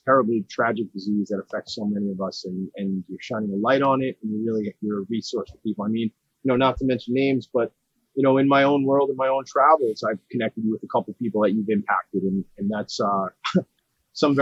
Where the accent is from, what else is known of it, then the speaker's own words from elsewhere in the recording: Long Island, New York, United States; I grew up here on Long Island